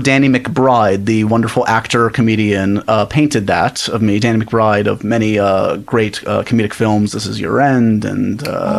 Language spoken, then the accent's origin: English; New York City, New York, United States; I grew up in the Upper West Side, the main streets of the Upper West Side.